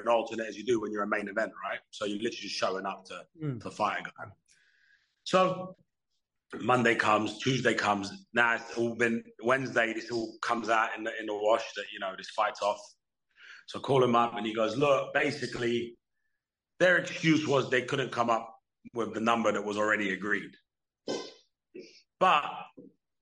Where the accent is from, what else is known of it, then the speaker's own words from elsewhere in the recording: London, United Kingdom; my hometown in Wembley, 5 minutes from where I grew up